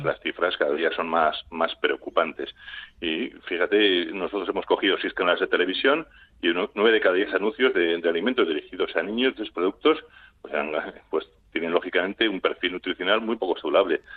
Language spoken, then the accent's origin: Spanish; Basque Country, Spain; somos vascos